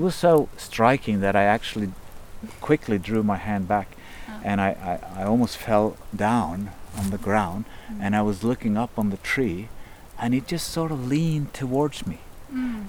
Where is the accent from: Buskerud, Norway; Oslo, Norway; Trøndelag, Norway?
Buskerud, Norway; Kongsberg; also born or lived in Berkeley, United States; I grew up in Kongsberg, not far from here, just surrounded by forest